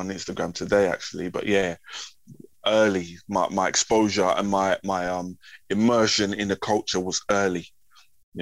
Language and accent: English; London, United Kingdom; born or raised there; also born or lived in Wellingborough, Northamptonshire